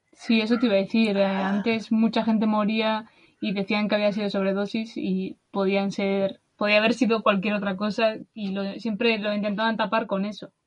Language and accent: Spanish; Basque Country, Spain; de España, de del País Vasco